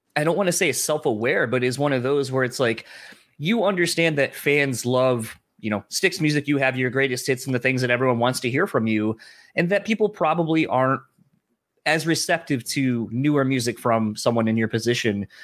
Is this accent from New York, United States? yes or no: no; Delaware, United States; now in Grand Rapids, Michigan, United States; I'm originally from Delaware, though, so kind of a nomad, man of no land.